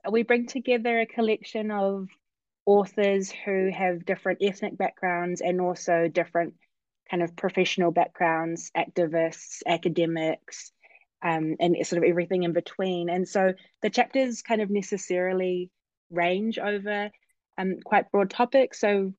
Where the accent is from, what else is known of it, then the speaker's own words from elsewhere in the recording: Auckland, New Zealand; moved away as an adult; now in Oregon, United States; I am Samoan Pakeha. I'm born and raised in Auckland and currently living in the United States